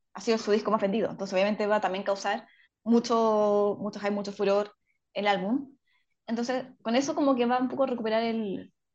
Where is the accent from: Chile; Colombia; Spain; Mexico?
Chile; nuestro país